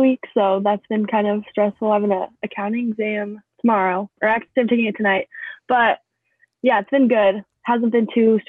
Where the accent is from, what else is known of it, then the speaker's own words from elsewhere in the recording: Highlands Ranch, Colorado, United States; now in Lincoln, United States; So I'm from Colorado originally. And then right now I'm in Lincoln, Nebraska. I go to UNO.